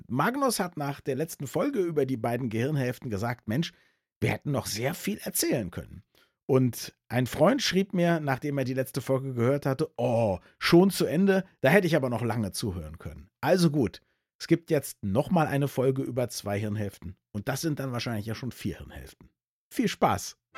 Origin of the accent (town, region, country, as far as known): Berlin, Germany